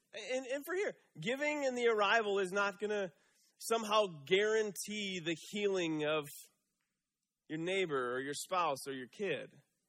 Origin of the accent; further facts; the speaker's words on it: Michigan, United States; moved away as an adult; Right out of college, I moved out here from Michigan.